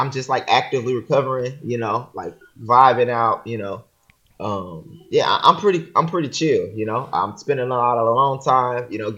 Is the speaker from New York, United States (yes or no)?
no; Houston, Texas, United States; I'm from Houston